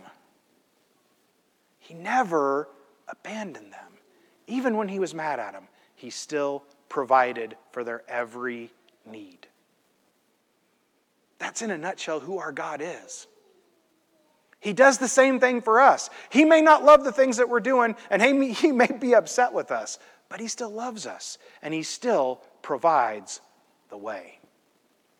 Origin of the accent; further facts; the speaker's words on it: Midwest, United States; I'm from the Midwest